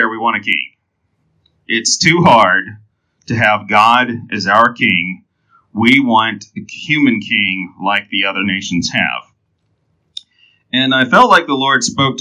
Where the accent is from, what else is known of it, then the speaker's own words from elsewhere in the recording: Enterprise, Alabama, United States; I was born in Enterprise, Alabama